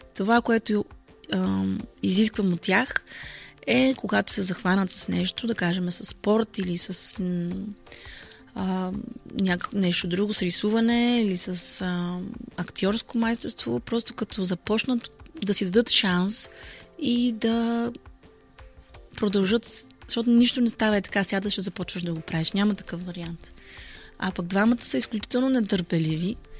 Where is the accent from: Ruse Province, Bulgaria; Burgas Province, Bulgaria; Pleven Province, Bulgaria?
Burgas Province, Bulgaria; Burgas; идвам от Бургас